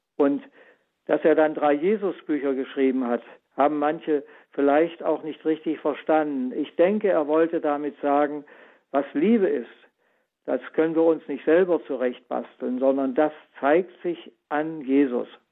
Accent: Germany; Ich bin ja selbst so groß geworden in der DDR in der Schule

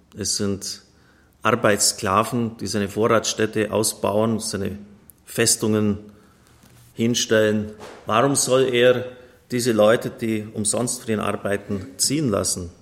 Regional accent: Bavaria, Germany; Bei uns in Bayern

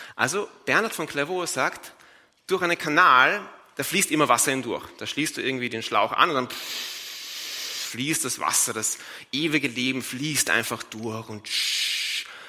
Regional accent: Vienna, Austria; in Wien, wo ich herkomme

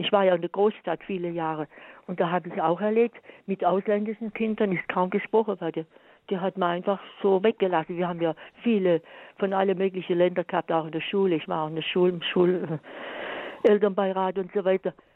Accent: Swabia, Germany; ich bin sogar Schwäbin

